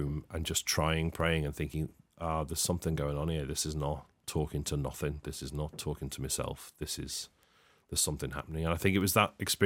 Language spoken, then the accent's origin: English; United Kingdom; And I grew up in Heighton. I grew up on an estate